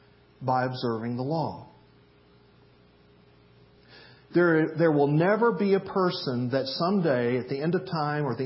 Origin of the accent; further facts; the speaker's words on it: the South, United States; where I grew up in the South